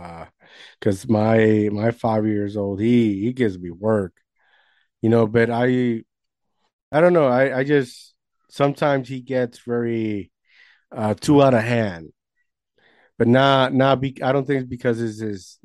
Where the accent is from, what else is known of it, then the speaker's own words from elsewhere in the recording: New Jersey, United States; I'm from New Jersey